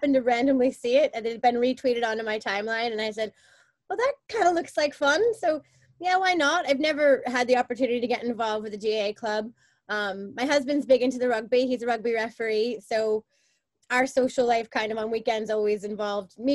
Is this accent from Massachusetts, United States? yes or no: yes; Boston, Massachusetts, United States; moved away as an adult; now in Belfast, United Kingdom; I'm from Boston